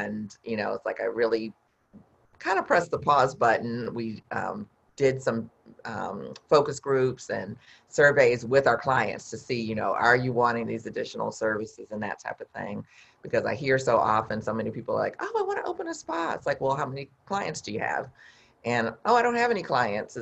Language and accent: English; Midwest, United States; I'm from the Midwest, so we call it pop